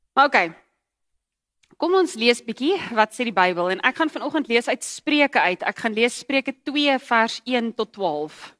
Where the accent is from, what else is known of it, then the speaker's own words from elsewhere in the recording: KwaZulu-Natal, South Africa; moved away; ek het in Natal groot geword